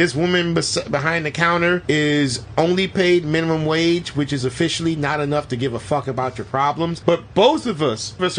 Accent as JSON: {"language": "English", "region": "Florida", "country": "United States", "said": "And we're from Florida."}